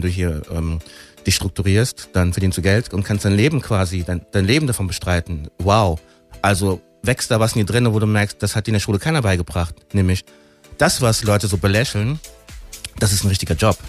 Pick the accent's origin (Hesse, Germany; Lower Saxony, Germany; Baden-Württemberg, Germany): Hesse, Germany; Frankfurt am Main; wir sind halt hier geboren. In Frankfurter, das ist meine Stadt, das ist mein, meine Heimat